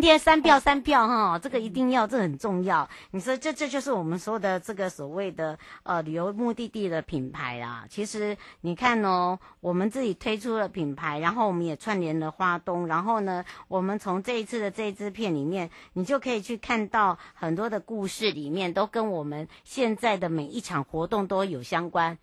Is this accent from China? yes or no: no; Hualien-Taitung, eastern Taiwan, Taiwan; 回到我的故乡华东了